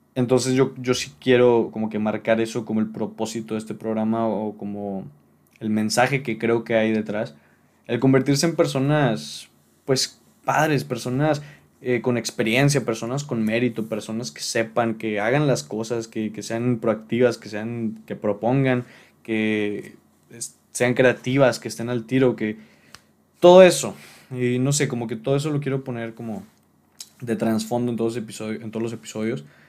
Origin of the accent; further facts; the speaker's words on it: Monterrey, Nuevo León, Mexico; aquí en, en mi ciudad natal, que es Monterrey